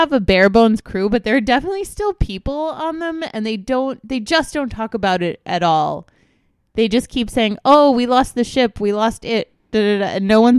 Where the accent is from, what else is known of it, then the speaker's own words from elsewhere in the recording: United States; I'm a wacky American.